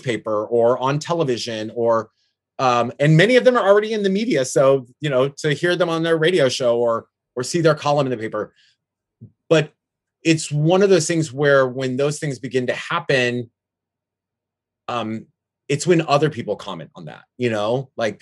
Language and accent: English; Florida, United States; moved away as an adult; now in San Francisco, United States; my hometown area in Florida